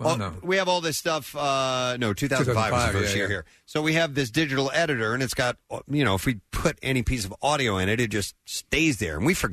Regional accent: New Jersey, United States; for my first year of college at Rutgers, New Brunswick this Wednesday, today. Though I am not leaving my home state, I will be just out of MMR range.

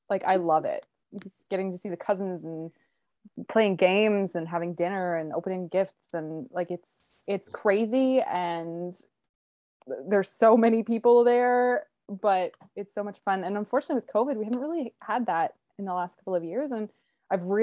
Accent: Canada; I was born in Canada

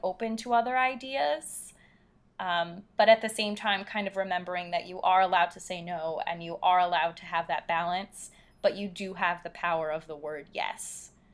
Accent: Philadelphia, Pennsylvania, United States; I'm from Philadelphia

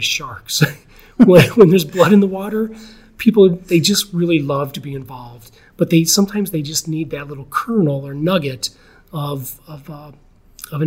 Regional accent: Geneva, Illinois, United States; I grew up in Geneva. I was born here in Geneva Hospital

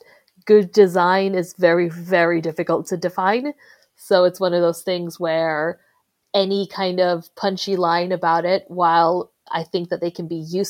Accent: Sweden; moved away as an adult; also born or lived in Philippines; now in United Kingdom; I'm originally from the Philippines, but I moved to Sweden when I was very young and I was raised there. But I've lived in the UK for most of my adult life.

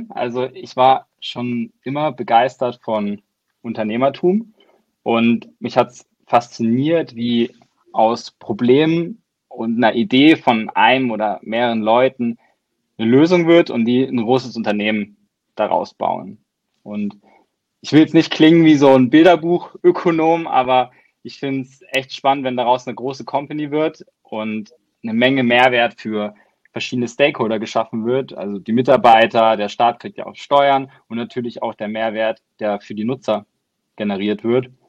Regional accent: Baden-Württemberg, Germany; Äh, ich komme aus Deutschland, wie man unschwer äh, erkennen kann, aus so einem kleinen Dorf im Süden bei Baden-Baden.

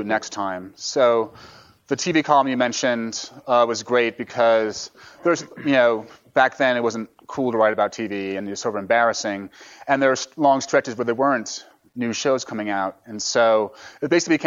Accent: New York, United States; also born or lived in San Francisco; I'm from New York

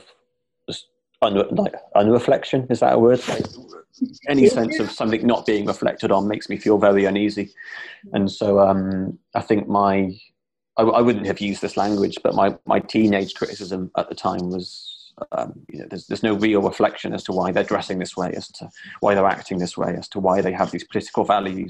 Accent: Gloucester, South West England, United Kingdom; moved away as an adult; now in Bristol, United Kingdom; Growing up in Gloucester, which is another city in the southwest

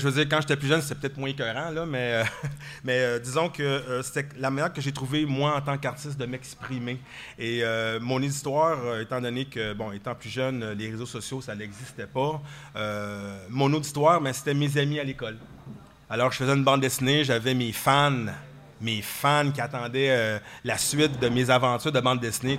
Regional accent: Quebec, Canada; nous, au Québec

